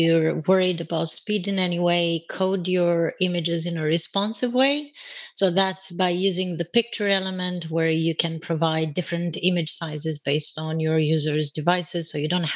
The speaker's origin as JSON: {"language": "English", "country": "Romania", "moved": "as an adult", "lives_now": "London, United Kingdom", "said": "I'm Romanian and have been in London for 8 years now"}